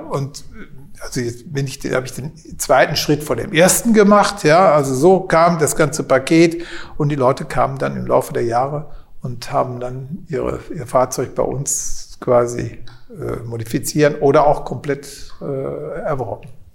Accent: Kleve, North Rhine-Westphalia, Germany; ich bin hier aufgewachsen, auf Zedem aufgewachsen

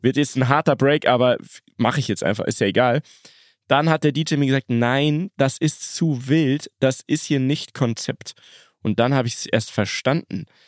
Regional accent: Munich, Bavaria, Germany; wir sind aus München

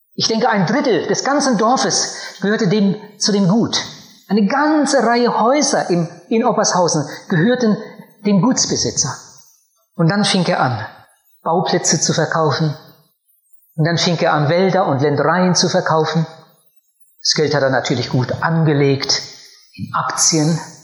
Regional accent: Germany; Bei uns in meinem Heimatort, da wo ich aufgewachsen bin, gab es früher ein riesiges Gut.

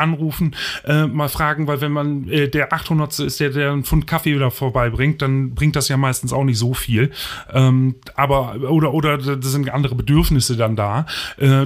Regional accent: Osterholz-Scharmbeck, Lower Saxony, Germany; also born or lived in Bremen; In meiner Stadt, wo ich aufgewachsen bin, Ostdeutsch-Scharmbeck

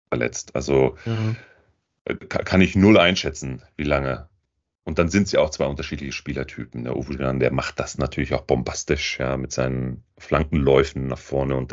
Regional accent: Lippstadt, North Rhine-Westphalia, Germany; aus meinem Heim, aus meiner Heimatstadt, aus Lippstadt

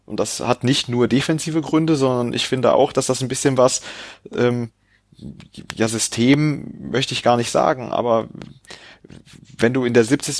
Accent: Cologne, North Rhine-Westphalia, Germany; ich komme nicht aus Leipzig, ich habe, äh, das liegt mir fern, ich komme aus Köln

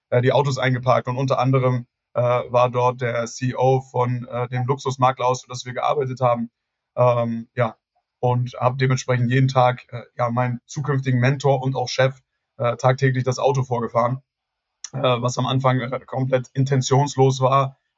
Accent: Hamburg, Germany; now in Munich, Germany; äh, ich bin äh, 27 Jahre, ich werde tatsächlich genau in einer Woche 28 Jahre alt äh, gebürtiger Hamburger, jetzt mittlerweile seit acht Jahren in München lebend.

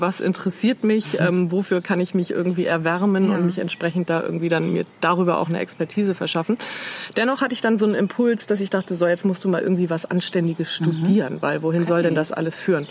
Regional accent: Ahrensburg, Schleswig-Holstein, Germany; also born or lived in Eutin / Ellund near Flensburg; Dann bin ich mit meinen Eltern, da war ich so neun, glaube ich, nach Ahrensburg gezogen, also nördlich von Hamburg. Ähm, ja, so eine mittelgroße überschaubare Stadt. Da habe ich Abitur gemacht

